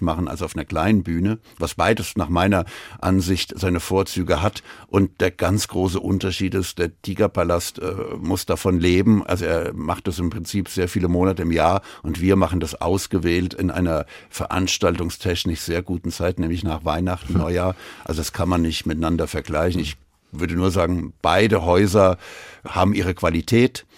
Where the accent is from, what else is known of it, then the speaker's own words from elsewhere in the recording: Frankfurt, Hesse, Germany; gebürtiger Frankfurter